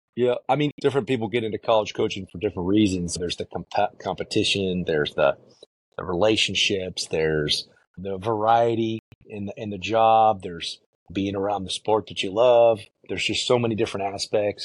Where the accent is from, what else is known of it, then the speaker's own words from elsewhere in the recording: Chicago, Illinois, United States; moved away as an adult; growing up in Chicago